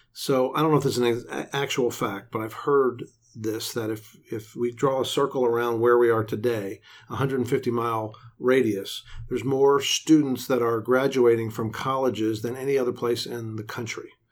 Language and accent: English; Tampa Bay area, Florida, United States; moved away as an adult; also born or lived in Philadelphia / Boston; now in Austin, United States; I'm from Philadelphia, grew up in the Tampa Bay area